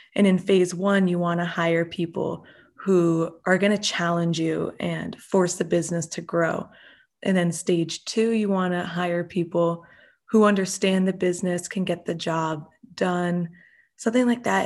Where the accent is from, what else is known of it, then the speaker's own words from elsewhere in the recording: Delaware, United States; also born or lived in Massachusetts; I'm from Delaware, and I came to Drexel to study entrepreneurship